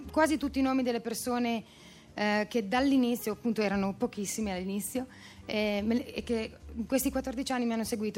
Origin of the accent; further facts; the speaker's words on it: Emilia-Romagna, Italy; moved away as an adult; now in Milan, Italy; io sono romagnola ma vivo da 14 anni a Milano